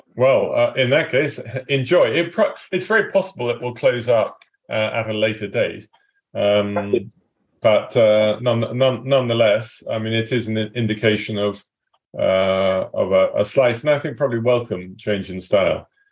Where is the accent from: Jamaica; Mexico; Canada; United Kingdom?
United Kingdom; England; I am English